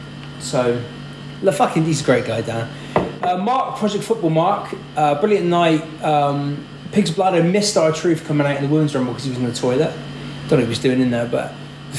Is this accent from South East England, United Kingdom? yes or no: no; Bristol, South West England, United Kingdom; this is …. We're from Bristol.